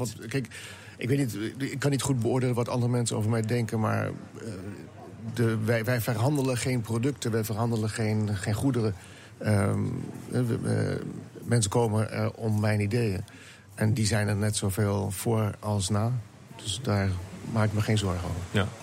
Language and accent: Dutch; Netherlands; als Nederlander